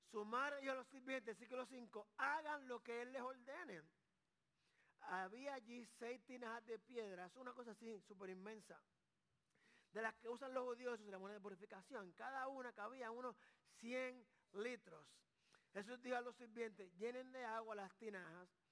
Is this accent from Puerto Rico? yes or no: yes; Carolina, Puerto Rico; Yo soy de Carolina, Puerto Rico.